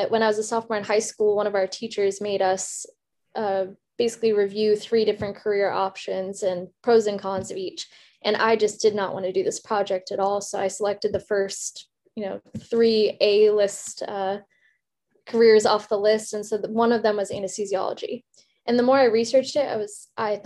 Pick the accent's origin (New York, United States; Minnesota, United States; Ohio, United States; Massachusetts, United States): Minnesota, United States; moved away; also born or lived in South Africa; I moved here to start first grade. So I spent most of my childhood in Minnesota